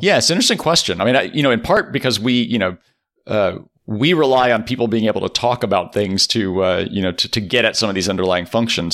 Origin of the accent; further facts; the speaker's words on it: Rosenberg, Texas, United States; I grew up in Texas.